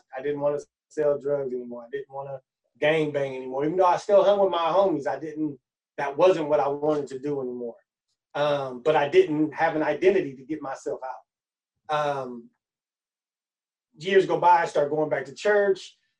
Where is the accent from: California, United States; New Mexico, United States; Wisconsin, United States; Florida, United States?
California, United States; Oakland; also born or lived in Los Angeles; I was born up north in Oakland. I moved out here when I was about 3 to LA. Moved back to Oakland when I was about 11.